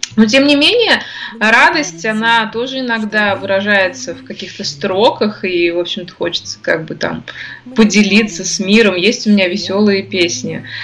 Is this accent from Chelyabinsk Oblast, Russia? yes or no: no; Ufa, Bashkortostan, Russia; Я родилась в Уфе, здесь же я и живу, здесь моя такая база